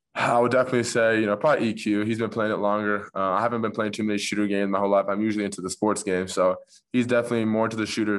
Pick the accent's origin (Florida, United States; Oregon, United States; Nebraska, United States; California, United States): California, United States; Orange County; I'm from Orange County originally, so, you know, about fifteen, twenty minutes away from Newport